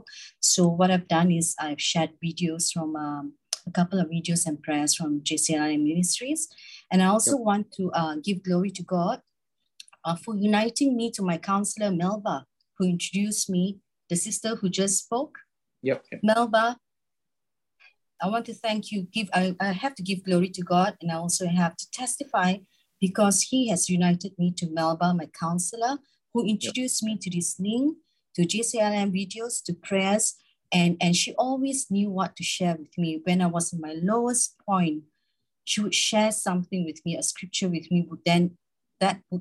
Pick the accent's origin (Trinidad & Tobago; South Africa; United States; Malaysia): Malaysia; I'm from Malaysia